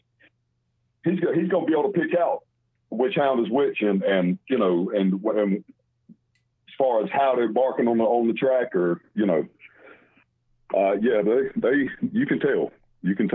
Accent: North Carolina, United States; I was born and raised in North Carolina

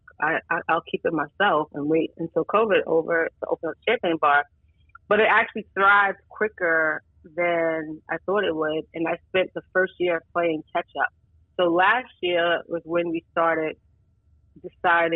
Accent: New York City, New York, United States; the neighborhood I grew up in Brooklyn, Bedford Stuyvesant

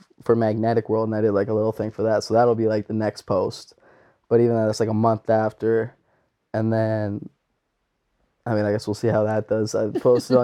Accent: New Glasgow, Nova Scotia, Canada; a lot of people from home, like New Glasgow and Pictou County area

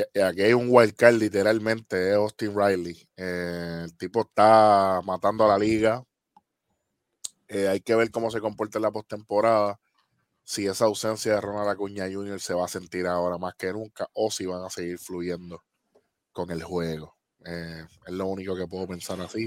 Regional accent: Puerto Rico; como buenos puertorriqueños.

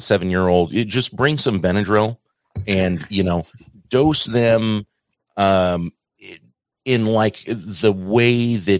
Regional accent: Oregon, United States; moved away as an adult; now in Florida, United States; I'm actually reaching the point where I've stopped telling people that I'm from Oregon.

